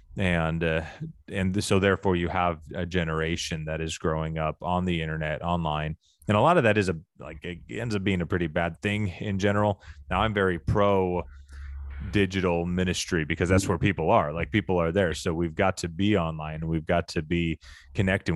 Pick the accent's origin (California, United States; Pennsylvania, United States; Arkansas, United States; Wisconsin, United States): Arkansas, United States; I grew up in Arkansas